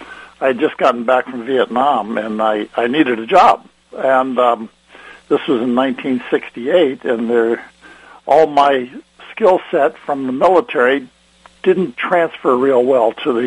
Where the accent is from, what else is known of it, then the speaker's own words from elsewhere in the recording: Takoma Park, Maryland, United States; moved away as an adult; also born or lived in Washington state; now in Washington, United States; I grew up in Tacoma Park right outside of Washington, D.C.